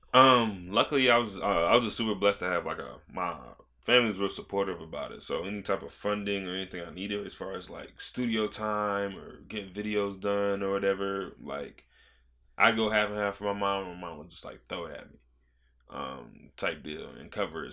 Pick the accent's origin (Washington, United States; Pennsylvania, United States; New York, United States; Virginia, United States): Virginia, United States; Virginia Beach; also born or lived in Georgia; I moved here in twenty twelve. So, I was twelve